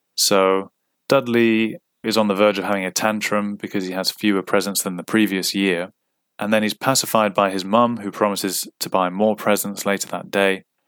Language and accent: English; Cyprus; moved away as an adult; I grew up in Cyprus, and I ended up not going back to Cyprus from the age of twenty to twenty-nine